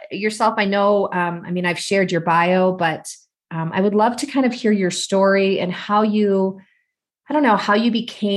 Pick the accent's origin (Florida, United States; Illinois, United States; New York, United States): Illinois, United States; the Midwest near Chicago; now in Colorado Springs, United States; I grew up in the Midwest near Chicago